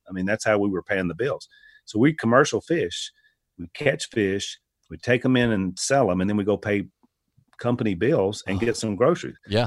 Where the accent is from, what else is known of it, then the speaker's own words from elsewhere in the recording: United States; as an American